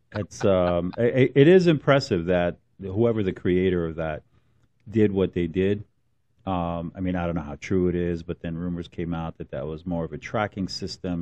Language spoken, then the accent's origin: English; Newark, New Jersey, United States; I grew up in Newark